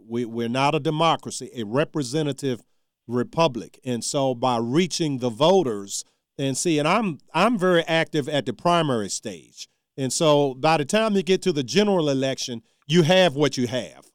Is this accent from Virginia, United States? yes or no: yes; Charles City County, Virginia, United States; moved away; my hometown since I left.